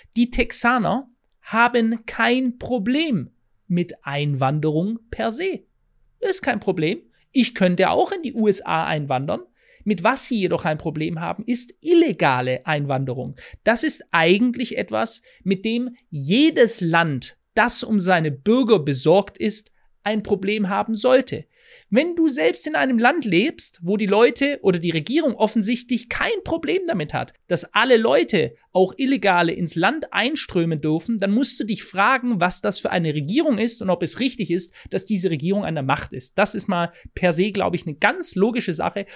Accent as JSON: {"language": "German", "country": "Germany", "said": "bei uns in Deutschland"}